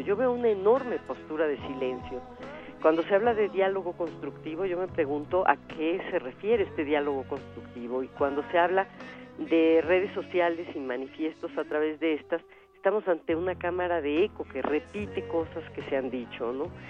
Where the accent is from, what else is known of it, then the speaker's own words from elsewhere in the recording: Mexico; aquello que nos vuelve únicos como mexicanos